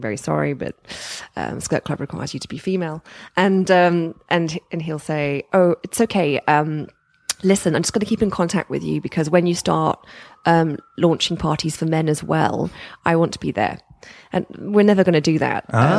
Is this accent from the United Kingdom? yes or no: yes; United Kingdom; So I guess once again, since we are British, we don't do things like this.